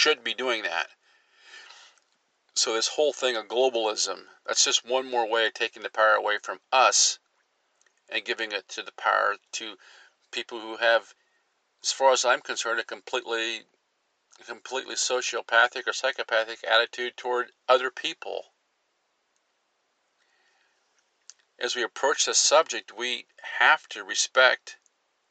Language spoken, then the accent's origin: English; United States; as an American citizen